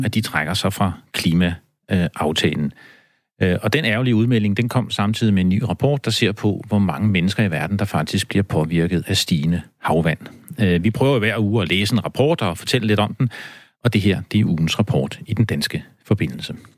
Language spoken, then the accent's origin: Danish; Denmark; da jeg var barn på landet i Danmark